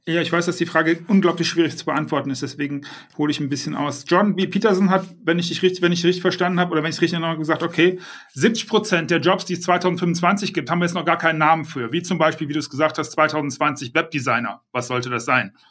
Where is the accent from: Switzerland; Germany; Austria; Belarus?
Germany; Düsseldorf, North Rhine-Westphalia; ich bin Düsseldorfer